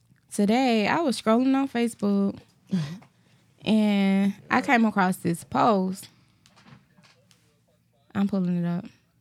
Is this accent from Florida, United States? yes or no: no; Darlington, South Carolina, United States; I'm from Darlington.